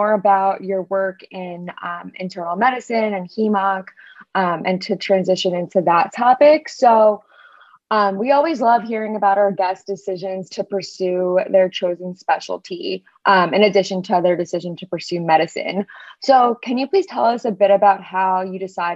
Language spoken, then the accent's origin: English; Long Island, New York, United States; moved away as an adult; now in Chicago, United States; I lived in New York my whole life before coming to Chicago for med school. I grew up in Long Island